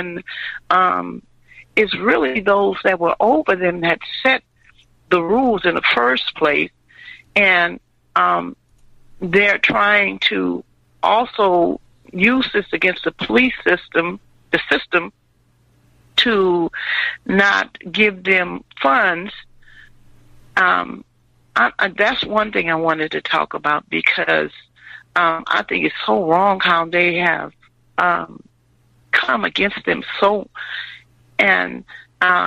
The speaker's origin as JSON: {"language": "English", "region": "Louisiana", "country": "United States", "also_born_or_lived": "Illinois", "said": "I'm from Louisiana"}